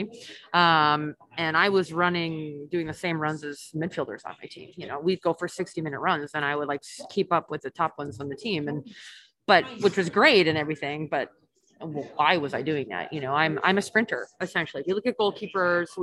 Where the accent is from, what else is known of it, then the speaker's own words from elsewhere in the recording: Canada; moved away as an adult; also born or lived in Germany / Sweden; I'm Canadian